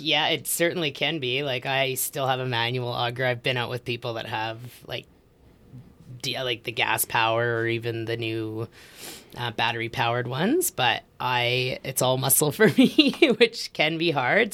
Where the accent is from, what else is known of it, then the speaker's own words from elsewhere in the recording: Edmonton, Alberta, Canada; moved away; also born or lived in Australia; I grew up in Edmonton